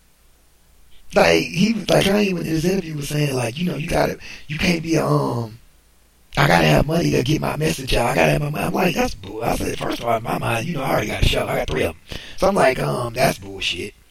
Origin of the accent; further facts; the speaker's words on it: United States; I'm American. I was born here